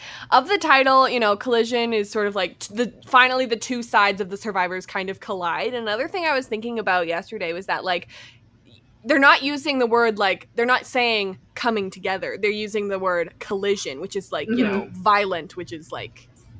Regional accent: Alberta, Canada; moved away as an adult; also born or lived in Vancouver; I can say I'm from Alberta, Canada, but I will be living in Vancouver.

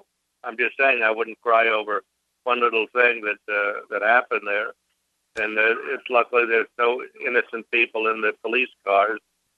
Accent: New York, United States; now in Maui, United States; in Maui, and I'm from New York originally, 50 years in Manhattan.

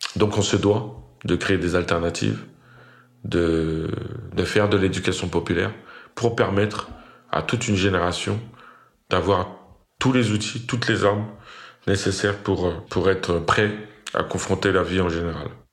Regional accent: Fresnes, Île-de-France, France; J'ai grandi dans le Val-de-Marne, dans la ville de Fresnes

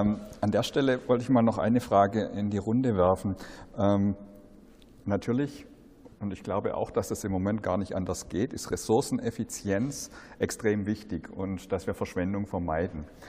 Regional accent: Black Forest, Baden-Württemberg, Germany; ich komme ja aus dem Schwarzwald

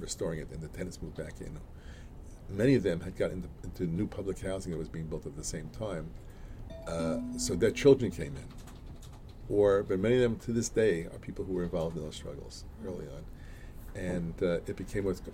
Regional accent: New York City, New York, United States; also born or lived in Boston / Williamsburg, Brooklyn; my my block, Alabama Avenue in East New York. Uh, was like a little village.

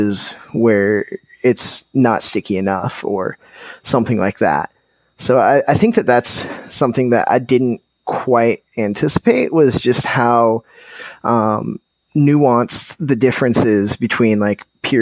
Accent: Colorado, United States; growing up in Colorado

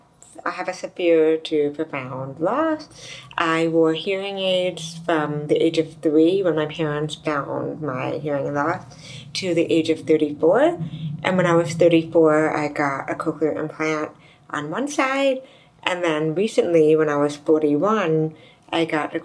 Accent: United States; I'm from the U.S.

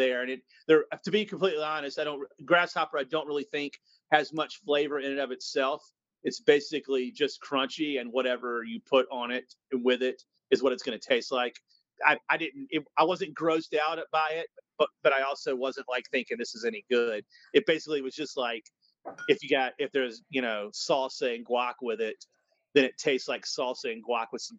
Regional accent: Kentucky, United States; moved away as an adult; now in Philadelphia, United States; I'm in Philly now. I grew up in Kentucky though

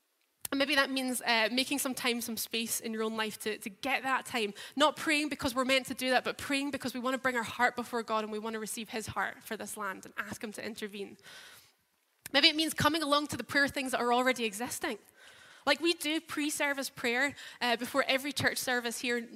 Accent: Edinburgh, Scotland, United Kingdom; moved away as an adult; now in Glasgow, United Kingdom; I'm from Edinburgh.

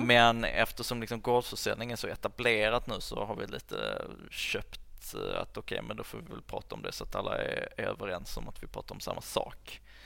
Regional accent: Höör, Skåne, Sweden; jag är ju uppväxt i Hör som ligger liksom mitt ja. i Skåne

